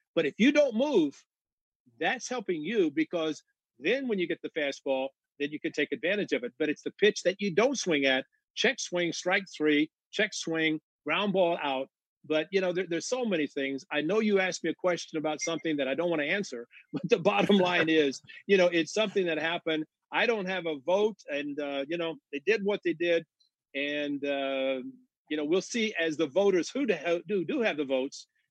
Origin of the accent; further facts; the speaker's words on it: Southern Illinois, United States; I grew up in Southern Illinois